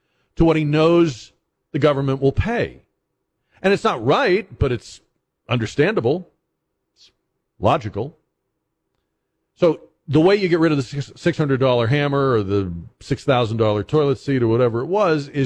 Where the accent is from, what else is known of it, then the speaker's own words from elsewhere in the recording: Massachusetts, United States; moved away; when I was a kid growing up in New England, in Massachusetts